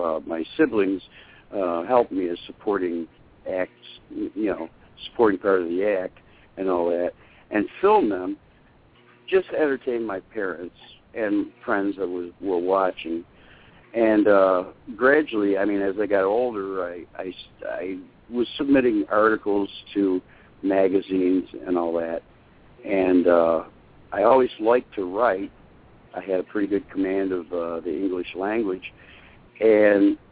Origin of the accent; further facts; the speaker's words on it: Syracuse, New York, United States; moved away as an adult; now in Kentucky, United States; I grew up in Syracuse, New York.